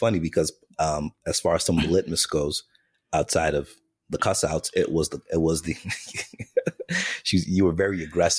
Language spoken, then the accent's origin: English; Jamaica; the day before an interview, I'm Jamaican. So the Jamaican in me is like, I'm wearing this plaid suit.